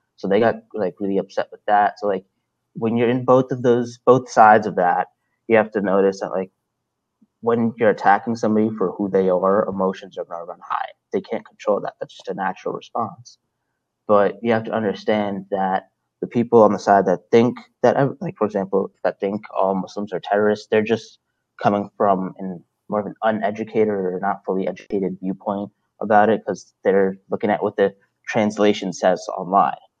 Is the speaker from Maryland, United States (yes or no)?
yes; Salisbury, Maryland, United States; also born or lived in Brooklyn, New York; I grew up in Brooklyn and Salisbury, Maryland. I was in Brooklyn until I was 10 years old, and then I moved down here uh, for the rest of my life, basically